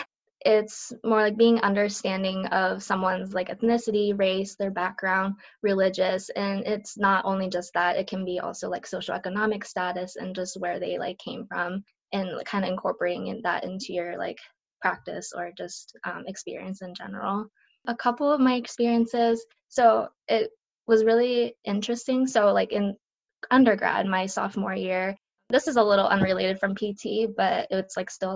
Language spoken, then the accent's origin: English; northwestern Pennsylvania, United States; first language Japanese; English is a second language; also born or lived in Japan; I moved here when I was 1 year old. My dad had a better opportunity for his job, so he came, and part of his company, like, was the adjunct, I guess, was in a small little town where I live now. In northwestern Pennsylvania. So I grew up going to school here